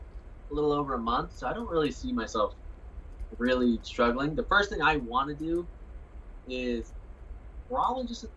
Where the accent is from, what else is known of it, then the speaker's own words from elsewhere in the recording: Carson City, Nevada, United States; I grew up in Carson City